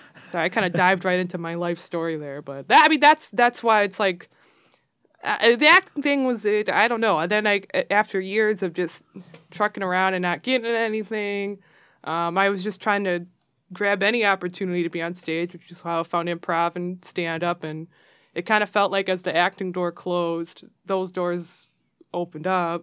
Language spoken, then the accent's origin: English; Royal Oak, Michigan, United States; growing up in Royal Oak